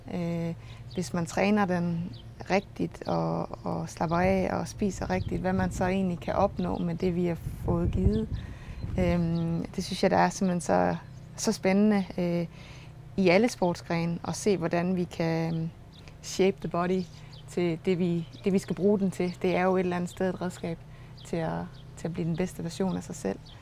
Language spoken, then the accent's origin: Danish; Struer, Central Denmark Region, Denmark; accent: Jutlandic; moved away; jeg er jo jøde, som man sagtens kan høre, og øh, jeg kommer fra Struer oprindeligt